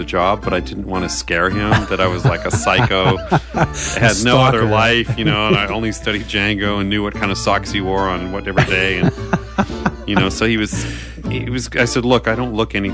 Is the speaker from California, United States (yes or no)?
yes; Southern California, United States; moved away as an adult; also born or lived in Wisconsin / Los Angeles; now in Nashville, United States; I grew up in Southern California, born in Wisconsin, but raised in Southern California for most of my life